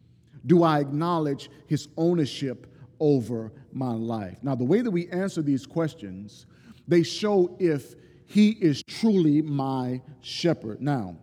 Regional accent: Deep South, United States; I'm from the Deep South, and I know people in the South

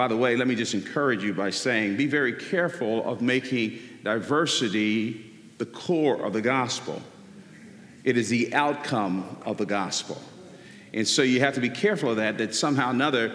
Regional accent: Newark, New Jersey, United States; I was born in the Central Ward of Newark, New Jersey.

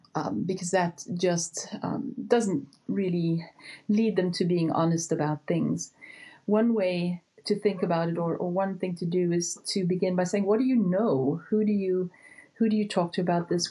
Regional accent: South Africa; moved away as an adult; also born or lived in Houston, Texas; I was born and raised in South Africa, but did my training in Houston, Texas, at Baylor College of Medicine.

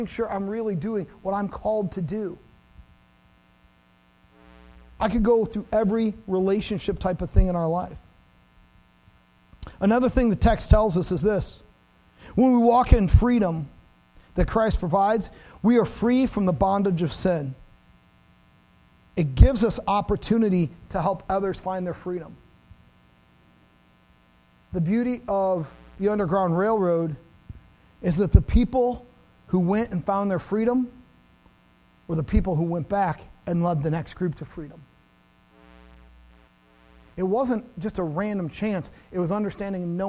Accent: America's Dairyland, Wisconsin, United States; I grew up in America's Dairyland.

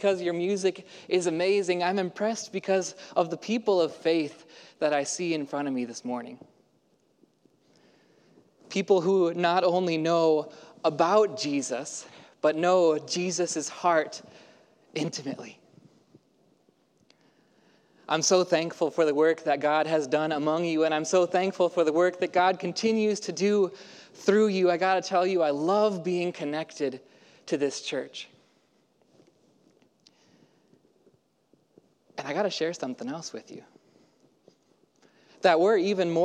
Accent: Houston, Texas, United States; now in Portland, United States; I grew up in Houston, Texas, and so the y'all is in my blood, but I don't get to use it too much in Portland

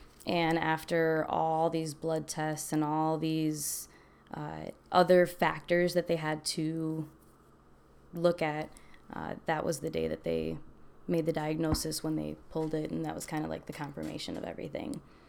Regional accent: Milwaukee, Wisconsin, United States; I'm originally from Milwaukee, I guess you could say. I was an Army brat, so I kind of lived all over.

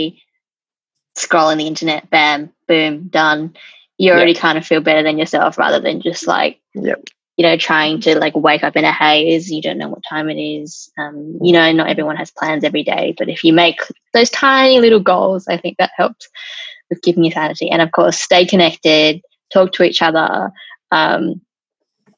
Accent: Australia; being an Australian-born Chinese

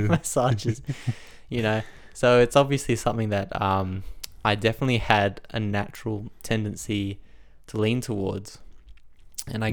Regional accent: Australia; I grew up in Australia

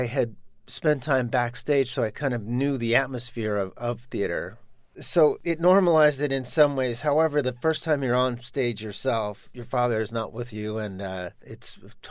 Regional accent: New York, United States; growing up in New York

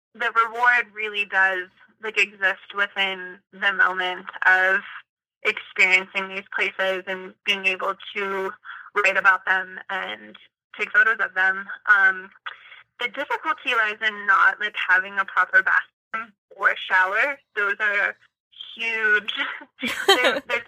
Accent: Destin, Florida, United States; our hometown, which is on the Gulf Coast in Florida, it's one of the most beautiful places I've ever seen and ever been. It's the ocean, and it's where I was born

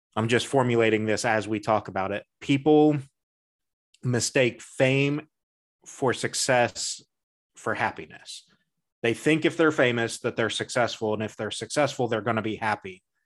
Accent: United States; I'm American

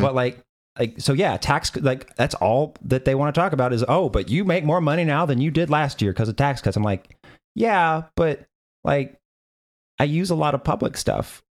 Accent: Tennessee, United States; I'm from Tennessee.

